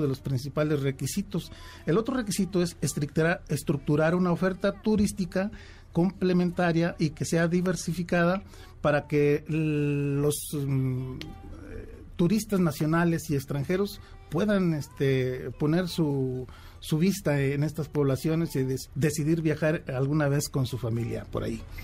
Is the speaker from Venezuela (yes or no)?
no; Tula, Tamaulipas, Mexico; moved away; mi pueblo de origen, mi pueblo de nacimiento, Tula, Tamaulipas